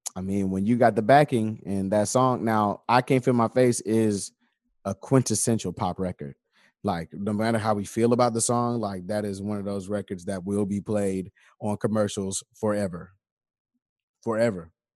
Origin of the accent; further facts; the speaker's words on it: Atlanta, Georgia, United States; also born or lived in Decatur; my birth certificate says I was born in Atlanta. That time I'm an Atlantean